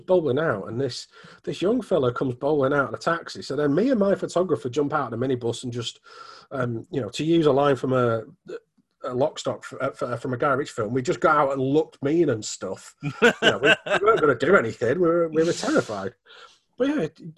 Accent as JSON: {"language": "English", "town": "Manchester", "region": "North West England", "country": "United Kingdom", "tie": "born or raised there", "said": "where I grew up, I'm from Manchester"}